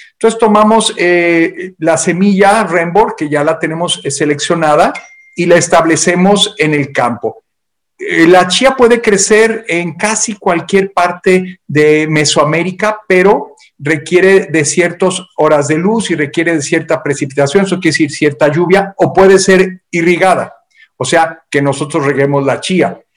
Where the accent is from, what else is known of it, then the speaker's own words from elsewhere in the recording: Mexico; por lo menos en México, de donde yo soy originario, cuando éramos pequeños